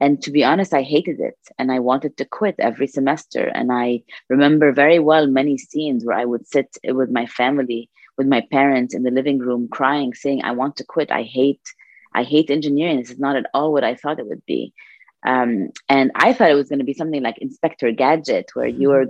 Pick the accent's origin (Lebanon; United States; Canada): Lebanon; Beirut, Beirut Governorate; We're four girls in the house. And we grew up in Lebanon